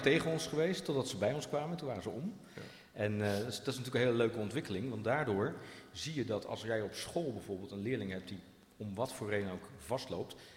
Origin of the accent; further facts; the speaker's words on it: Rotterdam, South Holland, Netherlands; now in Zutphen, Netherlands; ik kom zelf uit Rotterdam